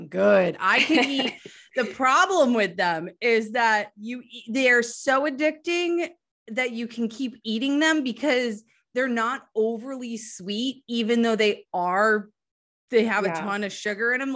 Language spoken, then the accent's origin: English; New Hampshire, United States; moved away; I'm from New Hampshire originally